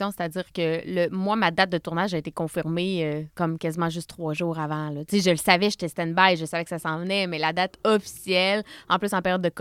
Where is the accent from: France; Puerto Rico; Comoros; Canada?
Canada; Saint-Georges, Quebec; je viens de la Beauce, Saint-Georges-de-Beauce.